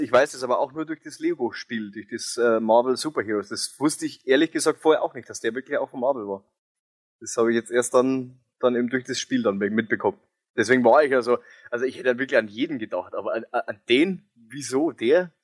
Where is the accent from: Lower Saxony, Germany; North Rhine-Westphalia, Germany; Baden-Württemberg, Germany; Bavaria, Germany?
Bavaria, Germany; bei uns in Bayern